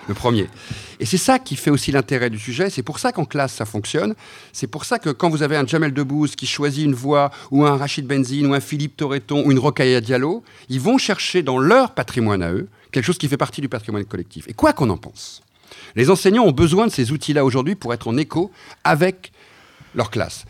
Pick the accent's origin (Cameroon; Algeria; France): France; Brittany; je suis breton